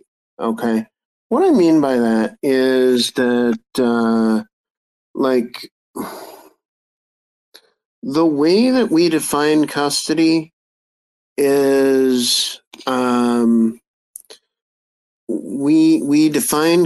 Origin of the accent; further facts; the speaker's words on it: United States; I'm American